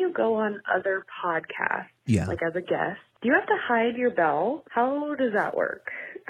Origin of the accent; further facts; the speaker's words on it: Colorado, United States; I'm from Colorado, and you both are my favorite thing.